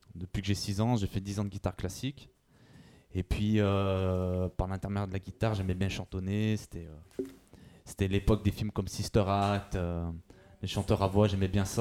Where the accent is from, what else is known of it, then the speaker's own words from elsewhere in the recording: Firminy, Auvergne-Rhône-Alpes, France; now in Lyon, France; je viens d'à côté de Saint-Etienne, je viens de Firmini à la base